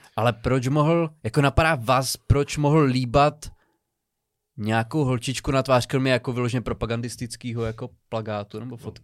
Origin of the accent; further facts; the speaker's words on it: Přerov, Olomouc Region, Czechia; pocházím z, z Přerova